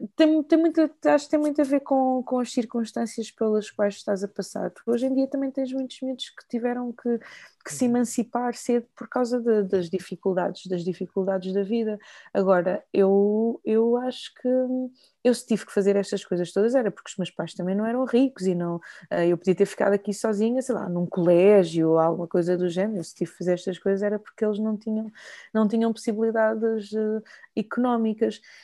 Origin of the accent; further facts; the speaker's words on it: Lisbon, Portugal; accent: Portuguese (from Portugal); also born or lived in Maputo, Mozambique; eu cresci em Lisboa